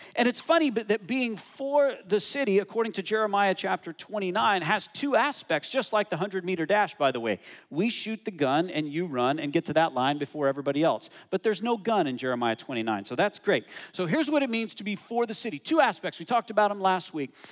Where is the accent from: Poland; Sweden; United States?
United States; I'm American